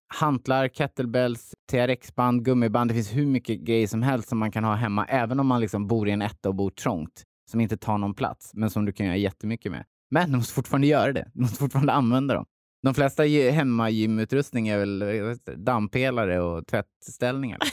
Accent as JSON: {"language": "Swedish", "town": "Hultsfred", "region": "Kalmar County", "country": "Sweden", "tie": "born or raised there", "said": "jag är uppväxt i Hultsfred, en liten ort"}